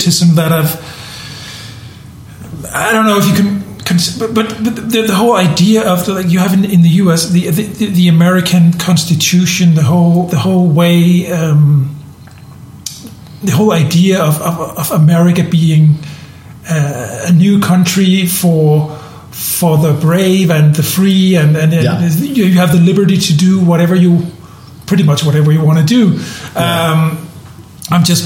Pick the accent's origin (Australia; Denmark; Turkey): Denmark; also born or lived in southern Germany; now in Germany; I'm born and raised in Denmark, so I'm a Protestant